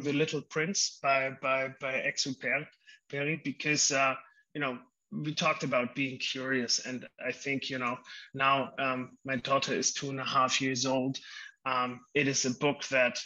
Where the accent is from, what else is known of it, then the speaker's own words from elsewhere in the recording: Germany; I grew up in Germany